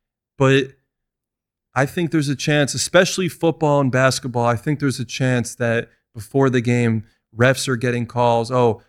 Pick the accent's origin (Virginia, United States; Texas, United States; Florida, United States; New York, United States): New York, United States; moved away as an adult; now in Las Vegas, United States; I'm from New York.